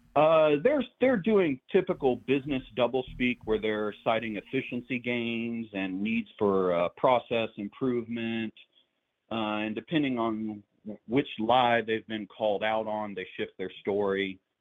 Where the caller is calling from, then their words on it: Huntsville, Alabama, United States; also born or lived in West Virginia; calling from Huntsville